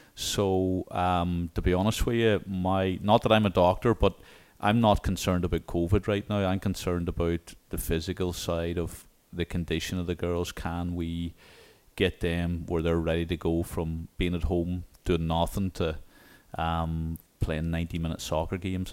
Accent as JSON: {"language": "English", "town": "Newcastle", "region": "Northern Ireland", "country": "United Kingdom", "tie": "born or raised there", "moved": "yes", "lives_now": "Little Rock, United States", "said": "the Royal County Down, um, in my hometown"}